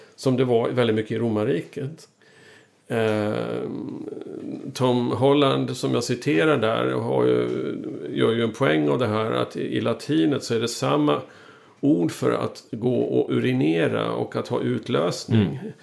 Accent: Sweden; som svensk

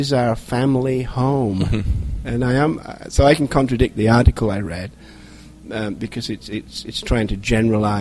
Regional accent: England, United Kingdom; now in United States; as an Englishman

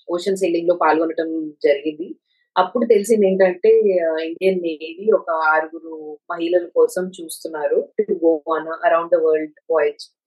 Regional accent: Visakhapatnam, Andhra Pradesh, India; చాలా చిన్నప్పుడు వైజాగ్ లోనే

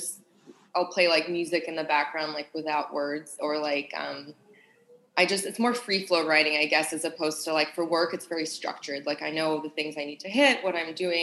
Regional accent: Sydney, New South Wales, Australia; moved away; I grew up in Australia and Sydney.

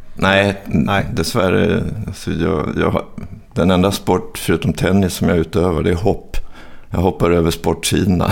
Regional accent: Stockholm, Stockholm County, Sweden; also born or lived in Hofors, Gästrikland; det var bättre att växa upp i Stockholm

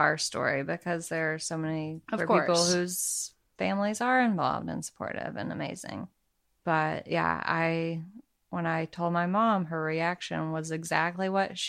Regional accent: Arkansas, United States; I'm from Arkansas, so my mom has an accent.

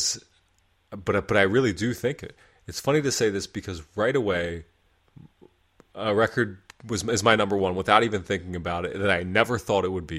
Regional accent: Pennsylvania, United States; I grew up in Pennsylvania

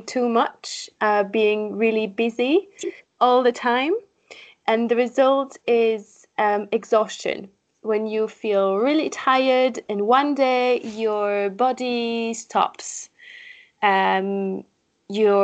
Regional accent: France; accent: French; English is a second language; moved away as an adult; also born or lived in Paris, France; now in Leeds, United Kingdom; French, I think my accent is already showing this.

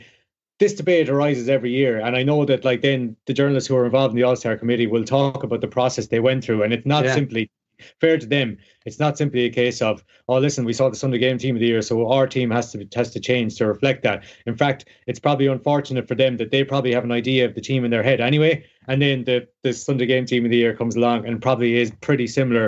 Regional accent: Mayo, Connacht, Ireland; I'm from Mayo

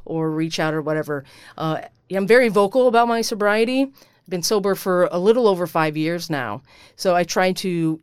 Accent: Iowa, United States; moved away; growing up in Iowa and being in the Army

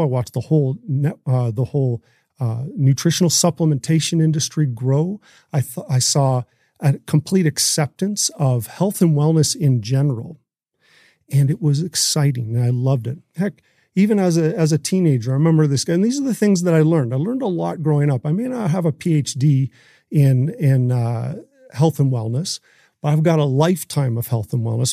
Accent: Canada

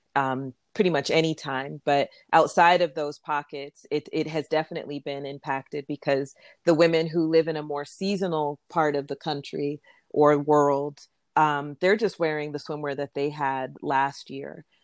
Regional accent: Florida, United States; moved away as an adult; also born or lived in New York; I grew up in Florida, and my parents are Jamaican

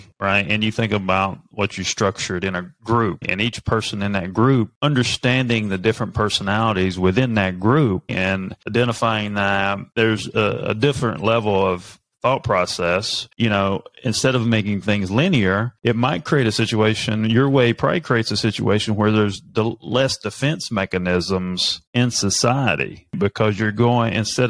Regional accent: North Carolina, United States; born there; because I was born in North Carolina, and my dad was from New Jersey.

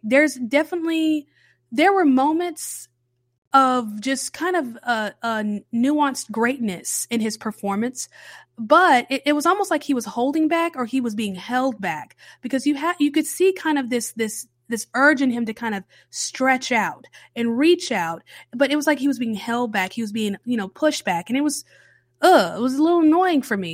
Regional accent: the South, United States; I'm a Southern baby, okay? Born and raised in the South, cornbred Southern

